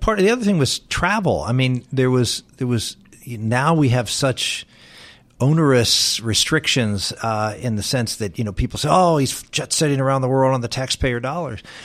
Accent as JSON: {"language": "English", "town": "Pittsburgh", "region": "Pennsylvania", "country": "United States", "tie": "born or raised there", "said": "the one guy was from my hometown, was from Pittsburgh"}